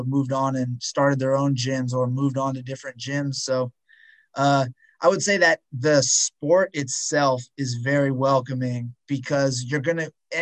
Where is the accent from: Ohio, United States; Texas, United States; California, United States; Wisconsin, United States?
California, United States; moved away; I grew up in California and I don't live there anymore